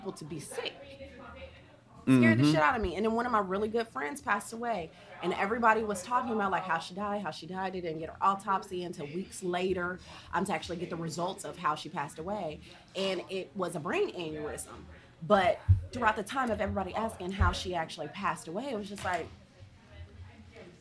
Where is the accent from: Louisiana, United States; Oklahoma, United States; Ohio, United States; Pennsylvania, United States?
Ohio, United States; moved away; also born or lived in Atlanta, Georgia; I'm from Ohio